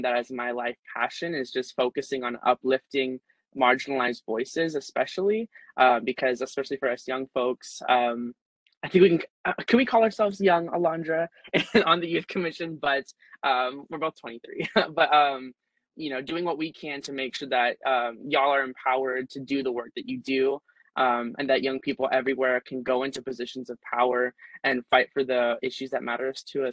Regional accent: Southern California, United States; moved away as an adult; now in San Francisco, United States; I was born and raised in Southern California, but I moved up here to San Francisco

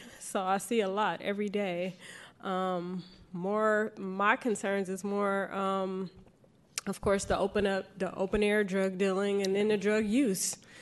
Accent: San Francisco, California, United States; born and raised in Bayview

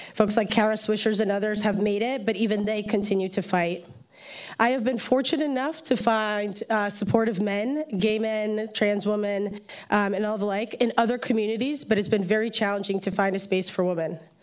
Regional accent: Poland; also born or lived in New Jersey; now in San Francisco, United States; I'm a political refugee from Poland, born and raised in Poland.

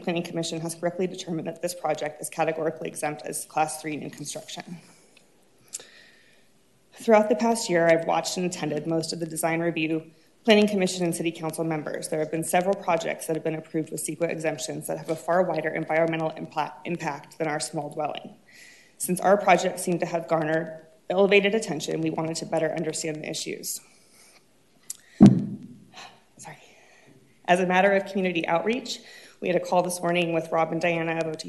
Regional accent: Irvine, California, United States; We were both born and raised in Orange County. We're raising our three children nearby. After growing up in Irvine

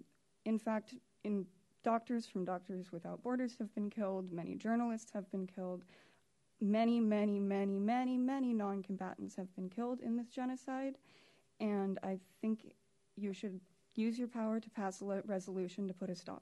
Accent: California, United States; I was born and raised in Marin County. In fact, I went to high school just down the street.

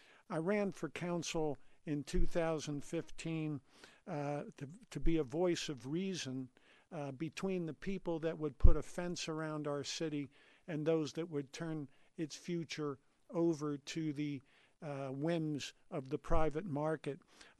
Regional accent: New Jersey, United States; now in Denver, United States; I came to Colorado from New Jersey in the fall of 1971

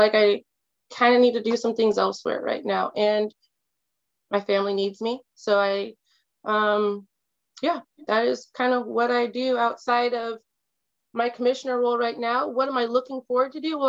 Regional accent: Kirkland, Washington, United States; also born or lived in Atlanta / Detroit; Being a person of color growing up on the East Side

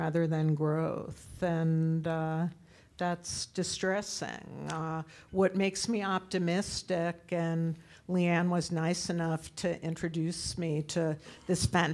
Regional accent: New York, United States; also born or lived in South Carolina / Massachusetts

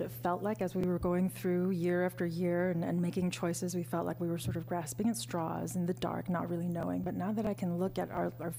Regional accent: Los Angeles, California, United States; now in Portland, United States; I grew up, I was born and raised in Los Angeles.

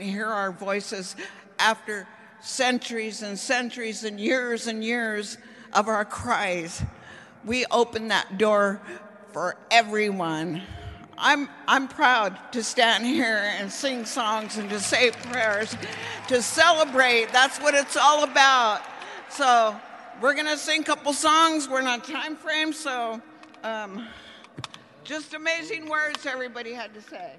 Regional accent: Round Valley, California, United States; I'm from Round Valley

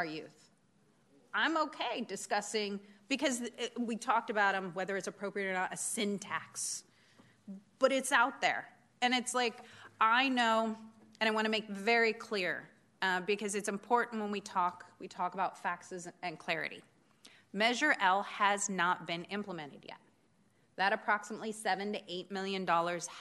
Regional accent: Oregon, United States; moved away; I grew up in Oregon

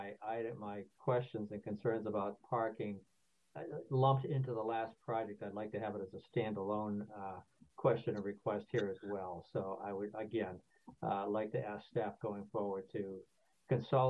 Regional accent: Massachusetts, United States; now in California, United States; I grew up back in Massachusetts

